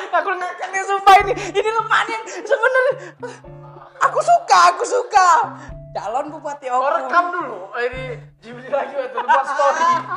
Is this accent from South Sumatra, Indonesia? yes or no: yes; Baturaja, South Sumatra, Indonesia; moved away; aku dulu kan dari Batu Rajo nih. Dari Batu Rajo